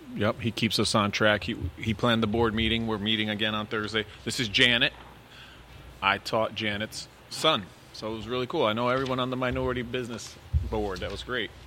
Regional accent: Waterbury, Connecticut, United States; born and raised in Waterbury

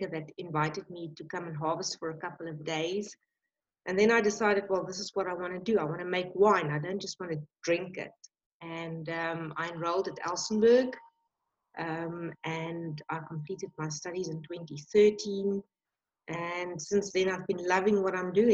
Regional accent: Johannesburg, Gauteng, South Africa; moved away; I was born in Johannesburg, quite away from the winelands

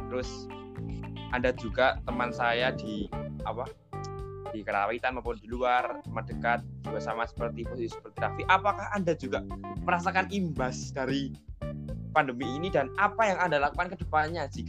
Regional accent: Java, Indonesia; born there; khususnya karena kita lahir di Jawa ya

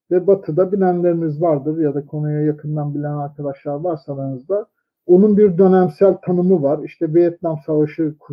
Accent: Turkey; ben öyle bir kasabada doğdum büyüdüm ki herkes Sünniydi, herkes Türktü.

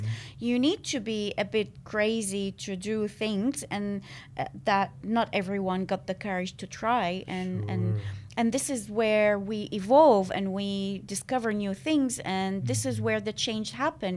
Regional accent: Syria; moved away as an adult; also born or lived in Malaysia; now in Australia; I am originally from Syria.

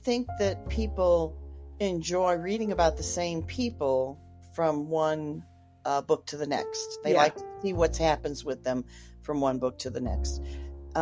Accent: St. Louis, Missouri, United States; moved away as an adult; now in Memphis, United States; I grew up in St. Louis

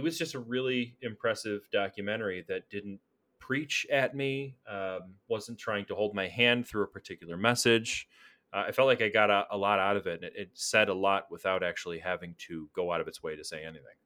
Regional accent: United States; as an American

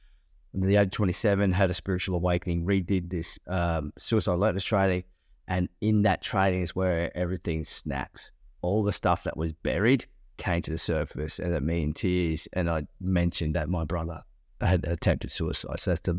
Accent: Toowoomba, Queensland, Australia; I remember driving back to my country town I grew up in Toowoomba, got to the bottom of the range, and my whole body shut down and collapsed.

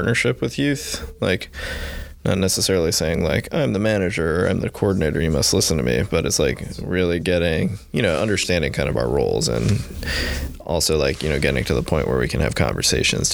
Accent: Illinois, United States; moved away as an adult; also born or lived in Seattle / San Diego; now in Boston, United States; I grew up in Illinois.

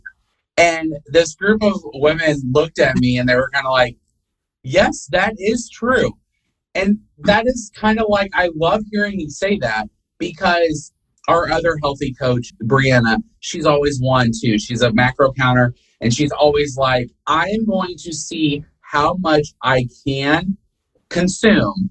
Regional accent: the North, United States; moved away; They're us Northerners. I'm originally from the North.

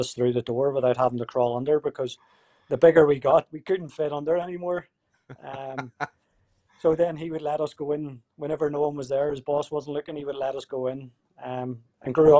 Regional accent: Belfast, Northern Ireland, United Kingdom; moved away as an adult; also born or lived in Canada; now in Winnipeg, Canada; growing up in Belfast, the area that I grew up

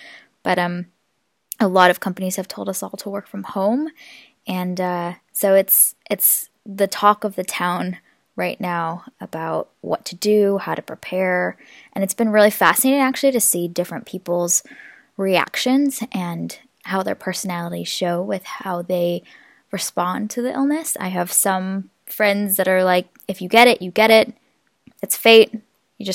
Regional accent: Seattle, Washington, United States; I am from Seattle, as I mentioned, and Seattle's been one of the worst hit areas in the U.S.

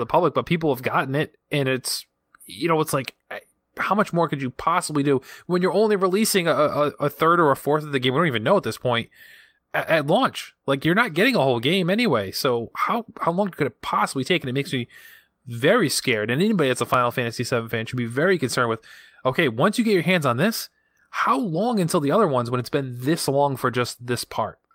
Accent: Rhode Island, United States; accent: Rhode Island; my Rhode Island accent

